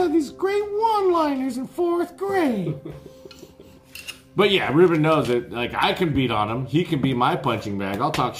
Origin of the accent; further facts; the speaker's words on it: Santa Clara, California, United States; also born or lived in Boston / San Jose; I grew up in Santa Clara, and then I took my lumps in San Jose, but I kind of grew up in Boston and then back to San Jose.